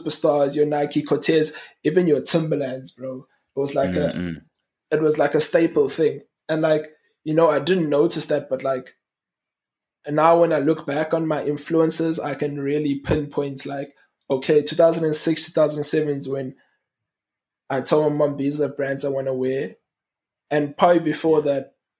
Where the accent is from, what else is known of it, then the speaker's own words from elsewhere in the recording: Durban, KwaZulu-Natal, South Africa; I grew up in Green Park in Durban